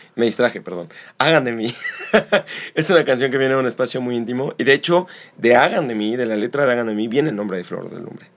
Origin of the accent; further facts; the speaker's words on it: Xalapa, Veracruz, Mexico; also born or lived in Mexico City; nací en Ciudad de México, me mudo acá a los ocho años y estando aquí en Jalapa